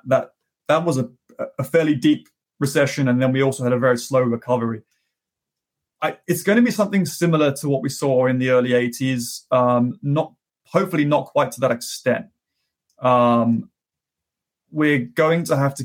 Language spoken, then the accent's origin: English; United Kingdom; now in United States; my home country of the UK